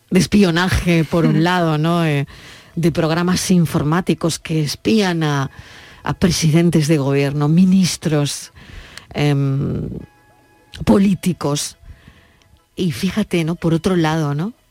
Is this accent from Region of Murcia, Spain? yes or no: no; Andalusia, Spain; soy andaluza